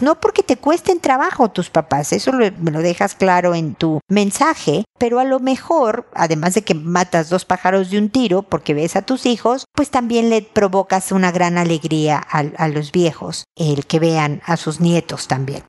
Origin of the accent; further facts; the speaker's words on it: Mexico; now in Chile; soy mexicana